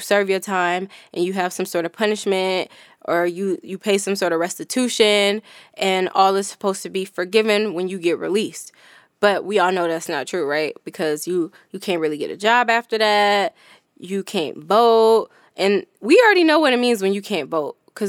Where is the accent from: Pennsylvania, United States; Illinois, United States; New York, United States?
New York, United States; when I came from New York to Cali to get my Cali ID